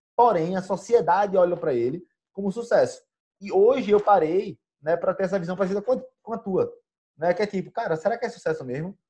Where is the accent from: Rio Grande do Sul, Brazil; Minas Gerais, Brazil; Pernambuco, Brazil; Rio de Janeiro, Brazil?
Pernambuco, Brazil; a primeira vez que eu saí de Pernambuco